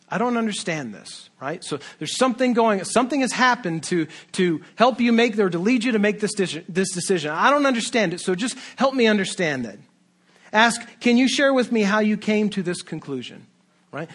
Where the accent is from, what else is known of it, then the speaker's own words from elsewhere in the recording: United States; Western American, individualistic, libertarian people